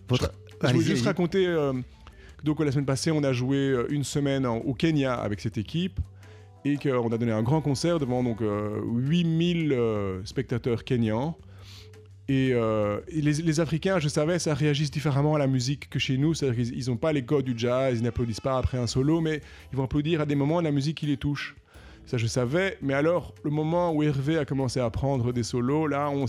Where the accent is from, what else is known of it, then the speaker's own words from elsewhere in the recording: Paris, Île-de-France, France; franchement, en tant qu'Européen, euh, probablement en tant que Parisien, il y a quand même des sérieuses, mesdames et messieurs, sérieuses questions à se poser.